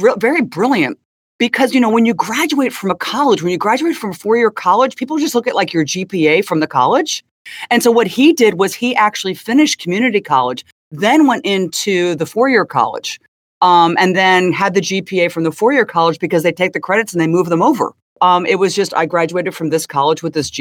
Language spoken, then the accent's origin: English; Princeton, New Jersey, United States; also born or lived in Ohio; I grew up in Princeton High School in a bit of a sheltered life